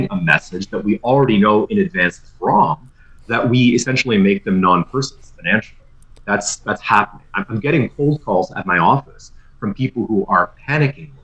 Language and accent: English; Ottawa, Ontario, Canada; I grew up in Ottawa too